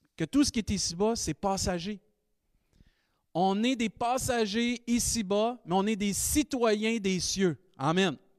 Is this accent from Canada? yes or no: yes; Rimouski, Quebec, Canada; Avant d'être euh, Rimousquois, Québécois, Canadien